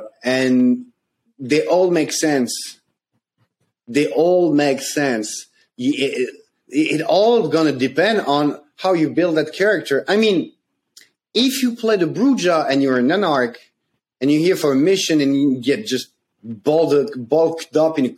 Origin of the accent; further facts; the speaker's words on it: France; I came from France.